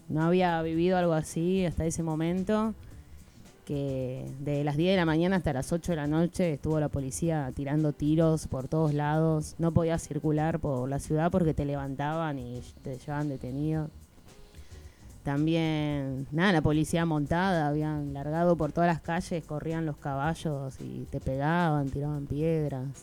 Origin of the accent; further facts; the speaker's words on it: Lomas de Zamora, Buenos Aires Province, Argentina; born there; now in Catamarca, Argentina; yo vivo en Catamarca